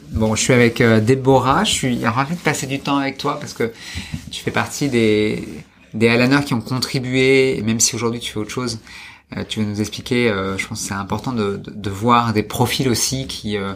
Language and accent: French; Paris, Île-de-France, France; also born or lived in Montpellier / Scotland / Toulouse; j'ai grandi à Paris